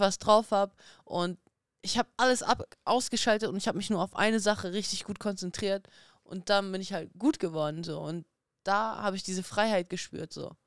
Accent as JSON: {"language": "German", "town": "Dortmund", "region": "North Rhine-Westphalia", "country": "Germany", "tie": "born or raised there", "also_born_or_lived": "Kazakhstan", "said": "ich bin in Kasachstan geboren. Ich bin mit einem Jahr nach Deutschland gekommen. Ich bin natürlich hier in Deutschland auch aufgewachsen"}